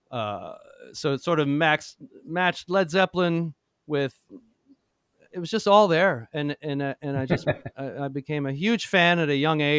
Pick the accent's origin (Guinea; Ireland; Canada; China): Canada; Toronto, Ontario; now in Nashville, United States; I grew up in Toronto